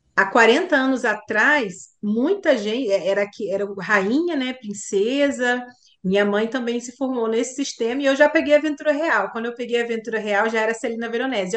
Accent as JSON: {"language": "Portuguese", "town": "Duque de Caxias", "region": "Rio de Janeiro", "country": "Brazil", "said": "eu sou de Caxias"}